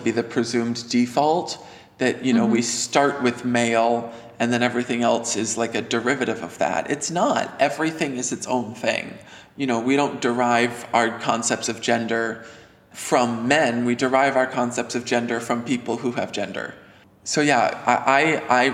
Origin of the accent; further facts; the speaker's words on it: New Hampshire, United States; I'm from New Hampshire